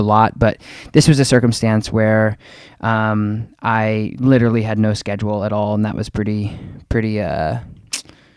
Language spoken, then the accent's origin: English; Colorado Springs, Colorado, United States; I was born in Colorado Springs